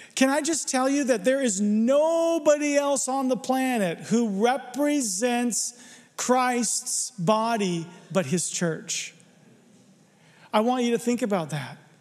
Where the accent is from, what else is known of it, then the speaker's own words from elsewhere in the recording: Arizona, United States; I'm from Arizona, there's no water there. We don't do water. I didn't learn to swim till I was 12, seriously.